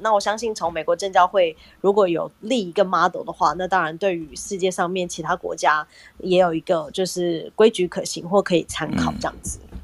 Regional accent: Taiwan; 我们台湾人

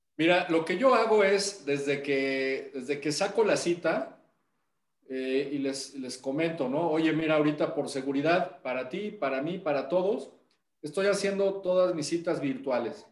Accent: Puebla, Mexico; los que somos de Puebla

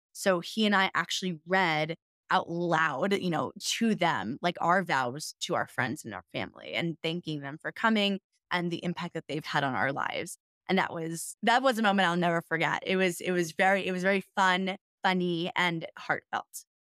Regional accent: New York City, New York, United States; moved away as an adult; also born or lived in Denver, Colorado; I'm from New York City.

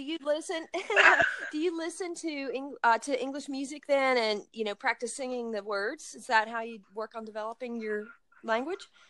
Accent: United States; i grew up in uh, very rural area in the mountains of uh, the United States, of the Blue Ridge Mountains.

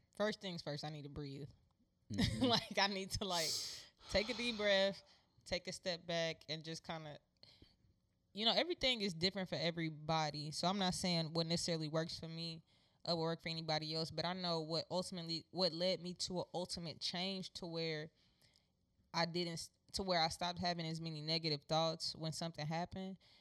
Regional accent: Houston, Texas, United States; the neighborhood I grew up in in Acres Home

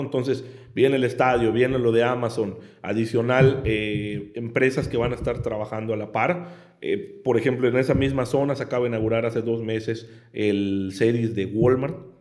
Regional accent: Yucatán, Mexico; yo soy yucateco

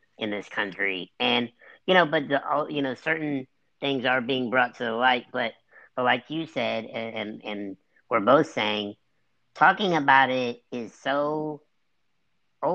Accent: United States; We're both American

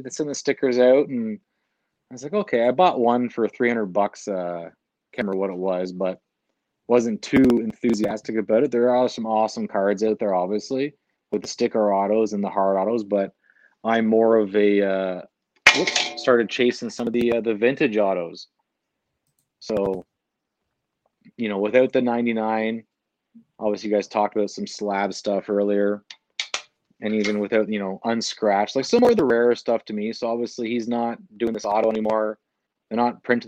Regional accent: Hamilton, Ontario, Canada; moved away as an adult; Born and raised in Hamilton, so 20 minutes out of Brantford

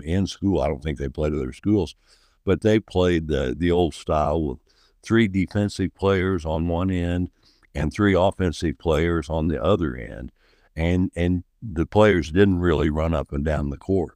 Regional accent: Oakland City, Indiana, United States; I'm from, uh, Oakland City, Indiana. I, um, I've lived here much of my life.

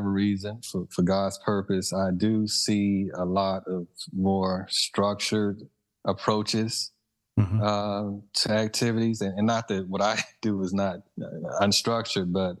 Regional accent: Mississippi, United States; moved away; growing up in Mississippi

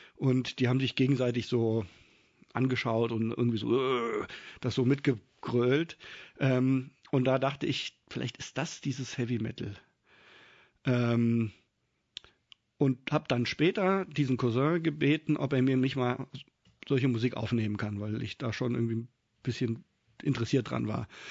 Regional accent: Kassel, Hesse, Germany; moved away as an adult; now in Mainz, Germany; Ich bin in Kassel aufgewachsen

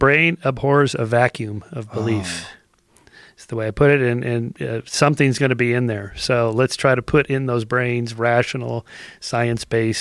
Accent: Southern California, United States; I'm from California. I grew up in Southern California.

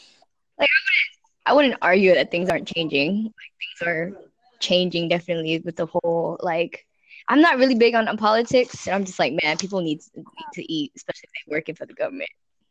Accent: Colorado, United States; now in Houston, United States; when I first moved to Houston, I was from Colorado. So like, you know, the countryside, Colorado, hippie

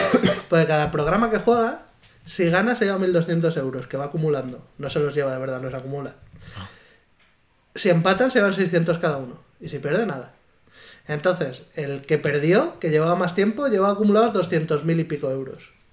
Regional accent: Talayuela, Extremadura, Spain; moved away as an adult; now in Valladolid, Spain; Yo con diecisiete años vivía en Talayuela, ¿no? En mi pueblo, que está en Cáceres

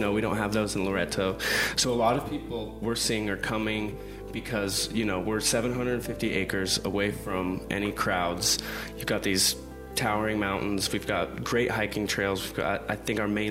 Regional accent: Scottsdale, Arizona, United States; moved away as an adult; also born or lived in Cabo San Lucas, Mexico; now in Mexico; I grew up in Phoenix in Scottsdale

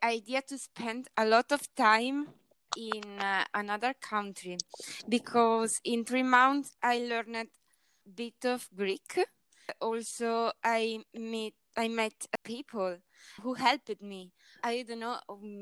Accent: Italy; I am from Italy

